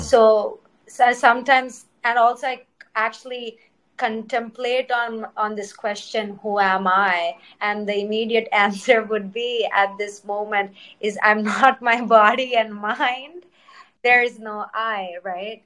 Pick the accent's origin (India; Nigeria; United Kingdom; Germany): India; first language Telugu; English is a second language; also born or lived in Cincinnati, Ohio, United States; now in New York City, United States; I was born in Cincinnati, Ohio, and I grew up in India